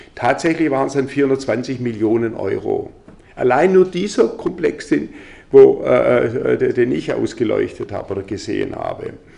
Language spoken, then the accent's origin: German; Germany; bei uns in Deutschland